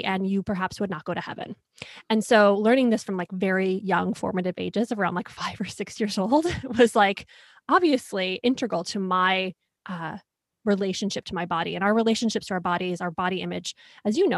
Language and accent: English; Rochester, New York, United States; I grew up in Rochester, New York